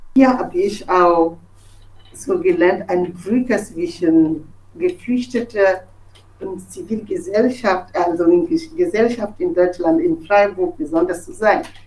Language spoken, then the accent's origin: German; Togo; German is a second language; moved away as an adult; now in Germany; Ich komme aus Togo und bin Journalistin.